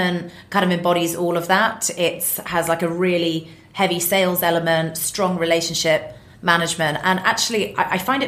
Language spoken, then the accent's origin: English; United Kingdom; being British as well